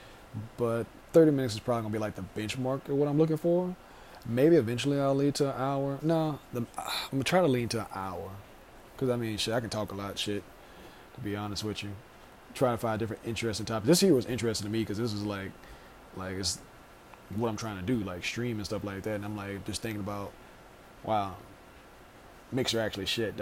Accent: Louisiana, United States; I am from Louisiana

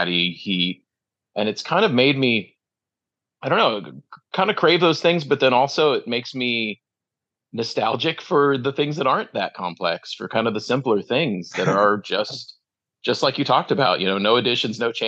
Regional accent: Midwest, United States; also born or lived in Illinois / Ohio; I grew up in Illinois and Ohio

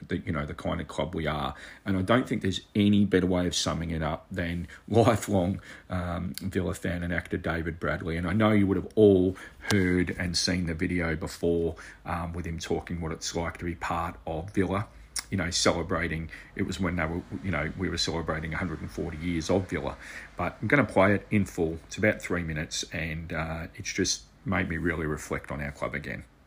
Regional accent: Australia; As an Aussie

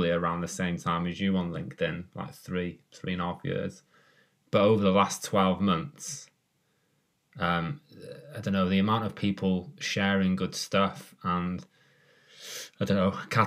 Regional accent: Wales, United Kingdom; I'm Welsh

